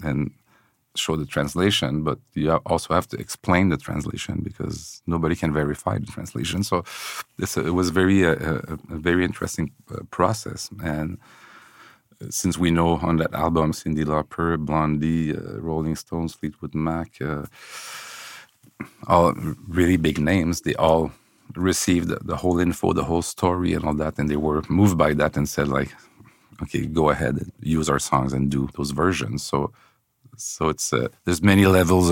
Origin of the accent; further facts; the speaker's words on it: Quebec City, Quebec, Canada; now in Montreal, Canada; I'm from Quebec City, you know, so I moved here